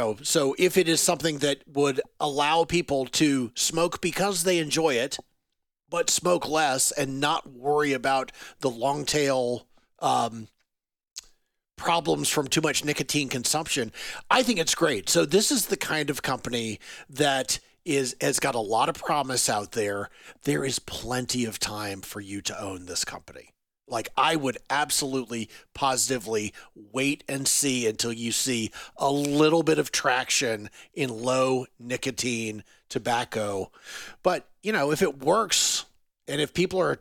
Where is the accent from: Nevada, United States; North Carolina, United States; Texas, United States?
North Carolina, United States; I am from North Carolina